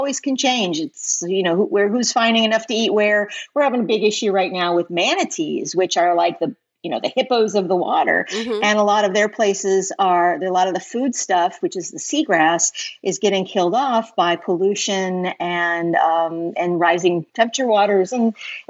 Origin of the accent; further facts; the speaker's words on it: central Illinois, United States; moved away as an adult; also born or lived in Chicago / New York / Connecticut / Atlanta; now in Southwest Florida, United States; So we grew up in Illinois, but I lived in Illinois, central Illinois, then went to school in Chicago, lived there, moved to New York, moved to Connecticut, moved to Atlanta before getting here.